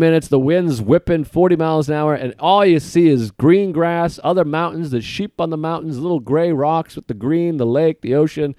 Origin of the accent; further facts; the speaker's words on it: United States; I'm an American